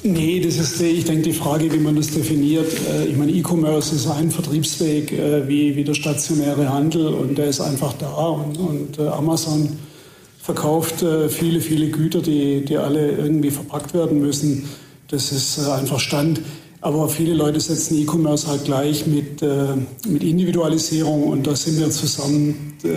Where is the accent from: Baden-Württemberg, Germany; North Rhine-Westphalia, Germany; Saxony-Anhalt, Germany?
Baden-Württemberg, Germany; Heilbronn; ich bin in Heilbronn geboren, also nicht so weit weg von, von hier.